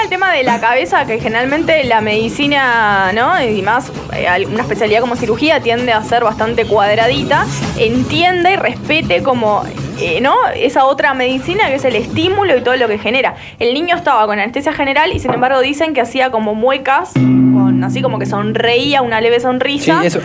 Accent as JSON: {"language": "Spanish", "country": "Uruguay", "tie": "born or raised there", "said": "Yo nací en Uruguay"}